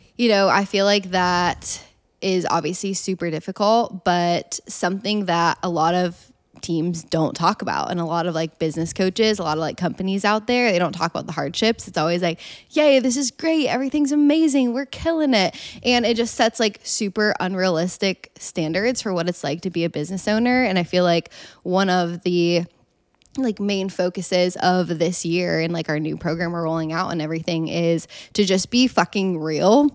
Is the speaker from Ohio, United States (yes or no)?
yes; Columbus, Ohio, United States; now in Austin, United States; I'm from Columbus, Ohio